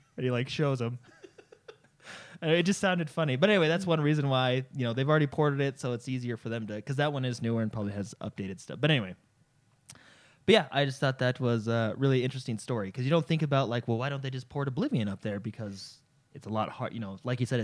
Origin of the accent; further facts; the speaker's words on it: United States; we're American